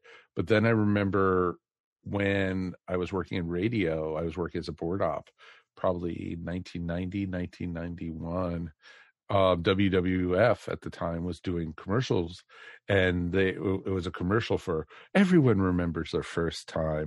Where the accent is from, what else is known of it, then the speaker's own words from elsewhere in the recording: Maryland, United States; I grew up in Maryland